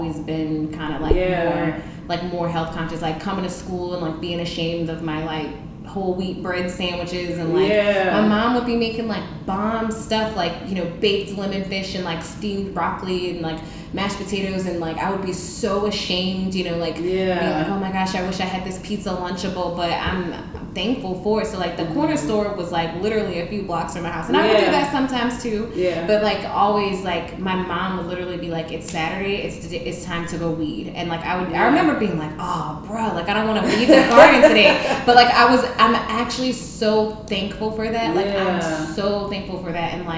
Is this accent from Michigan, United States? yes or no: no; New Orleans, Louisiana, United States; I'm from here, but I grew up in New Orleans East